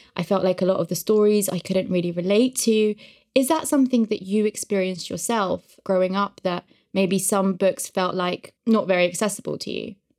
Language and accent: English; Uzbekistan; moved away; I grew up in Uzbekistan